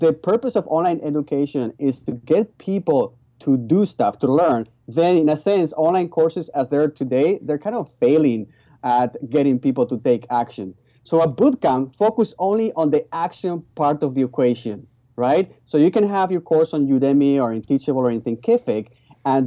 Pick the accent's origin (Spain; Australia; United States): Spain; English is a second language; moved away as an adult; now in Vancouver, Canada; My original background is I was born in Spain. So that's why you hear a funny accent. And I came here when I was 19 years old